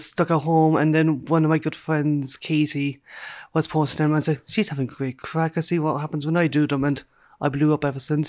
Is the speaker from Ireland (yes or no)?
yes; Rosscarbery, Munster, Ireland; I am from Roscarbery in County Cork. It's a small village just an hour away from Cork. I live on my family farm.